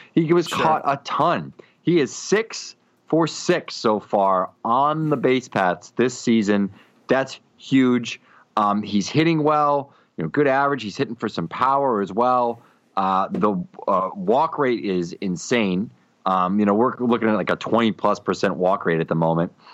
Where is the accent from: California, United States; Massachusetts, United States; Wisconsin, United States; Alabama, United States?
Massachusetts, United States; Boston; I'm from Boston